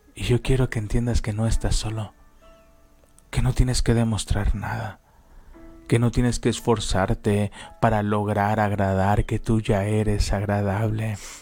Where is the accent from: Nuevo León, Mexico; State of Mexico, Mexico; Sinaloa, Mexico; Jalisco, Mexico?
Jalisco, Mexico; Guadalajara; moved away as an adult; now in Toluca, Mexico; Nosotros somos de Guadalajara y Dios nos mandó venirnos a Toluca.